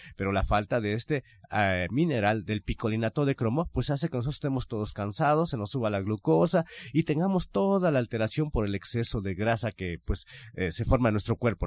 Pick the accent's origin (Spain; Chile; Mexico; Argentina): Mexico; como buenos mexicanos